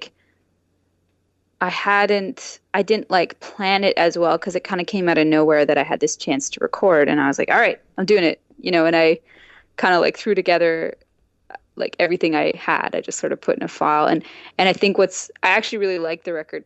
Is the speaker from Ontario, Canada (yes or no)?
yes; the country north of Orangeville, Dufferin, Ontario, Canada; I grew up in the country north of Orangeville.